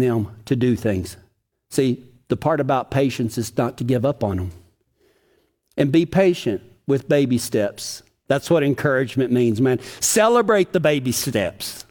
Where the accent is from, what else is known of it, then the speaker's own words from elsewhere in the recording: Texas, United States; accent: Texas; My Texas accent